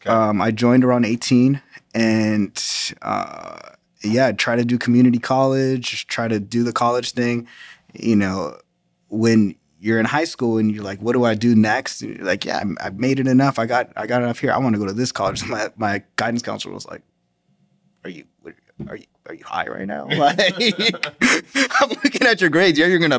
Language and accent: English; Los Angeles, California, United States; now in Washington, D.C., United States; Well, I'm originally from Los Angeles, California. Military bounced me around everywhere. Ended up in Washington, D.C.